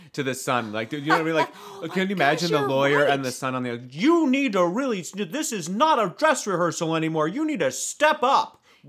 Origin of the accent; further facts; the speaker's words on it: Midwest, United States; I would just say pension, but I'm from the Midwest.